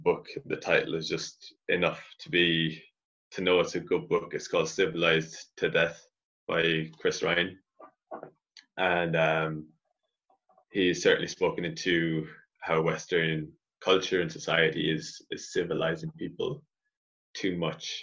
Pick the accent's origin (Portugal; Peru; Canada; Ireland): Ireland; reconnecting to my roots as an Irish person and as a Celt and as a Gaelic person